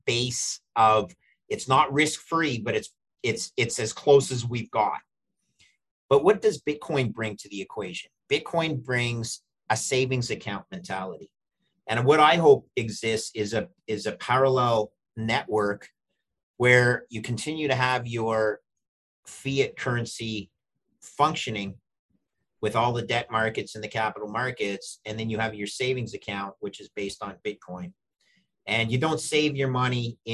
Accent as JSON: {"language": "English", "country": "Canada", "said": "I'm Canadian"}